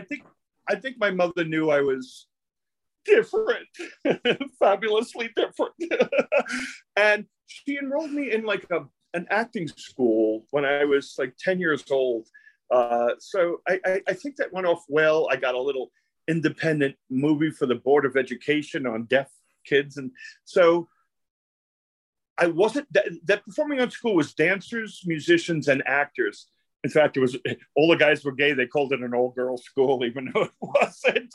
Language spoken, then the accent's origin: English; New York City, New York, United States; I grew up in Brooklyn. It was a, an Italian and Jewish neighborhood